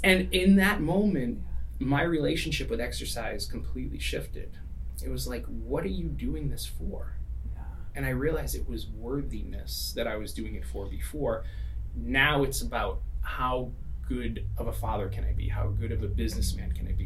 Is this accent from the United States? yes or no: yes; East Coast, United States; now in California, United States; I grew up, you know, we're in California now, but I grew up in the East Coast